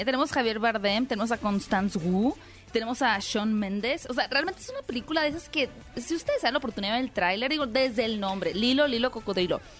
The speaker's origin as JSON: {"language": "Spanish", "country": "Mexico", "said": "como mexicanos"}